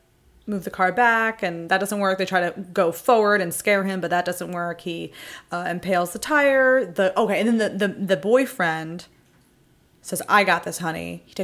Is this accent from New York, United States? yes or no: yes; New York, United States; I'm literally from New York.